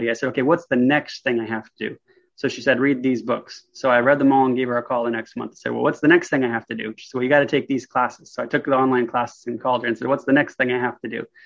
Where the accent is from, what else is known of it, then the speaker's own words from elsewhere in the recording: Vancouver, Washington, United States; so Vancouver, Washington is essentially just two miles from Portland, Oregon. So we're, we're right there, uh, about two exits from Oregon, uh, right above Portland, Oregon.